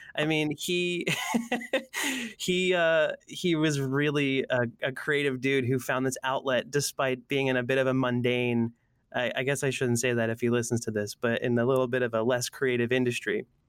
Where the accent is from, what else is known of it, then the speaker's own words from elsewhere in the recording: Allentown, Pennsylvania, United States; moved away as an adult; also born or lived in San Francisco; now in Oakland, United States; I grew up in the East Coast of the States in a little town called Allentown, Pennsylvania